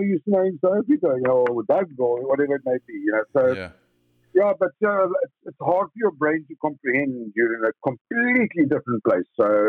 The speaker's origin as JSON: {"language": "English", "country": "South Africa", "moved": "as an adult", "lives_now": "United States", "said": "I'm a South African. I love South Africa. Always will. And I'm in America because I want to be with my family"}